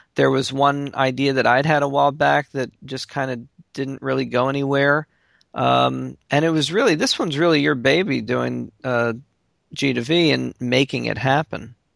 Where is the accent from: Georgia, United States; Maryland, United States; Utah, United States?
Maryland, United States; Baltimore; I grew up in Baltimore, Maryland, or really outside Baltimore, and am still there to this day